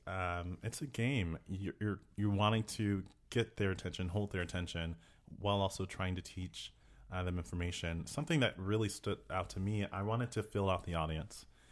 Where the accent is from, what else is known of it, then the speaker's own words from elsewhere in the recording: Texas, United States; we're from Texas